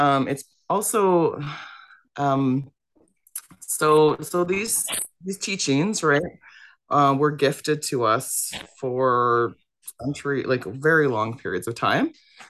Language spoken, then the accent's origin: English; Wauzhushk Onigum Nation, near Kenora, Ontario, Canada; I'm from the Bear Clan, and I call home Wishishkinigam Nation, and that is approximately 5 kilometers outside the city of Kenora in northwestern Ontario.